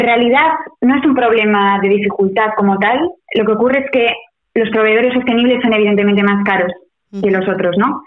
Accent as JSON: {"language": "Spanish", "town": "Bilbao", "region": "Basque Country", "country": "Spain", "tie": "born or raised there", "first_language": "Basque", "second_language": "Spanish", "moved": "as an adult", "lives_now": "Paris, France"}